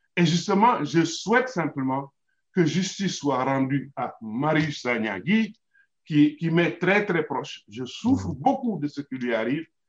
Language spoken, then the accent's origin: French; Senegal; en tant que Sénégalais